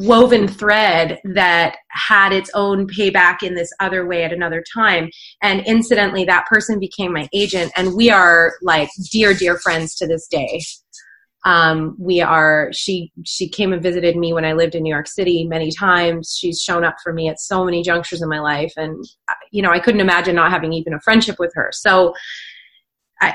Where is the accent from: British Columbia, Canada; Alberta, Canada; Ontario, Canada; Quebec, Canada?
British Columbia, Canada; Vancouver Island; also born or lived in Northern England; I was actually born in Northern England and I moved to Vancouver Island when I was one. So I didn't grow up there